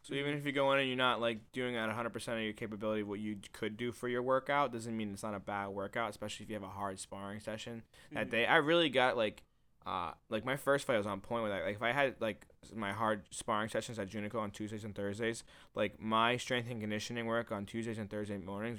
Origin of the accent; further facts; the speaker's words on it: Milford, Massachusetts, United States; also born or lived in West Palm Beach, United States; I'm from Milford.